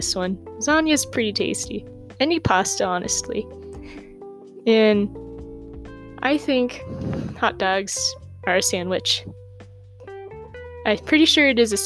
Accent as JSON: {"language": "English", "town": "Havre", "region": "Montana", "country": "United States", "tie": "born or raised there", "said": "I was born in Havre, Montana, born and raised"}